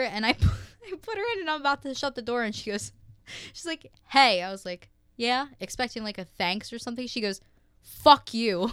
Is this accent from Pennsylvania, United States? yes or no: yes; Horsham, Pennsylvania, United States; I'm from Horsham, Pennsylvania